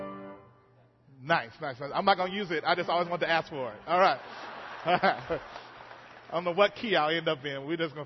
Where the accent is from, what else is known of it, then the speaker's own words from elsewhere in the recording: Mississippi, United States; moved away; how I grew up singing it in Mississippi